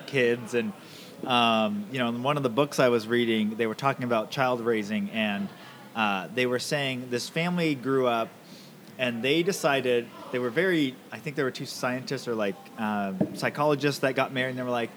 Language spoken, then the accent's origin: English; Camano Island, Washington, United States; I grew up on Kamehameha